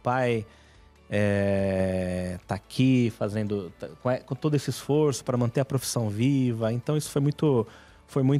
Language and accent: Portuguese; São Paulo, Brazil; É, então eu sou de São Paulo, perto do bairro, perto da igreja de São Judas.